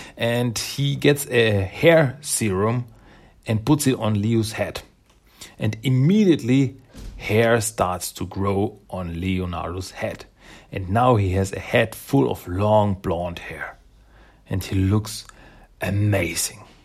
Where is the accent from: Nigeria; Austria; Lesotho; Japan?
Austria; English is a second language; I'm from Austria, in Europe